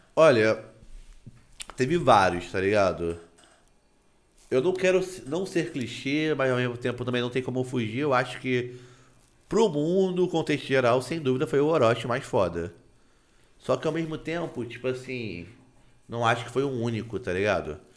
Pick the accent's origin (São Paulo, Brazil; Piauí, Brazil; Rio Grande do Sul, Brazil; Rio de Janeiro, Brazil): Rio de Janeiro, Brazil; Nova Friburgo; Eu sou criado numa cidade que é parecida com Itacaré, só que ela é pegada de serra